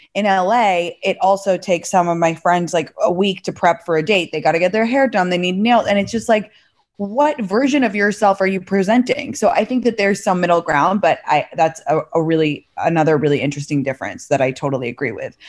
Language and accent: English; London, United Kingdom; also born or lived in San Francisco Bay Area / New York; now in Los Angeles, United States; I'm from London originally